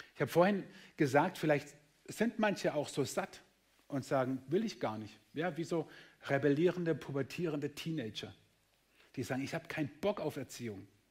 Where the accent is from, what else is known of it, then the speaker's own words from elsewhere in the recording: Germany; wir sind Deutsche